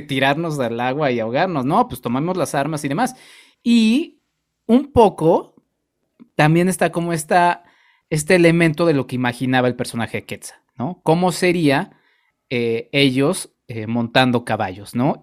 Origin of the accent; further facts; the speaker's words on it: Mexico; nosotros como mexicanos